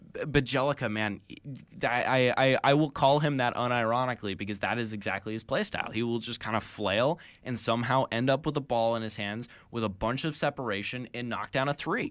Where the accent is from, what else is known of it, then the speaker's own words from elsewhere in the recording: Sacramento, California, United States; moved away; I'm actually from Sacramento.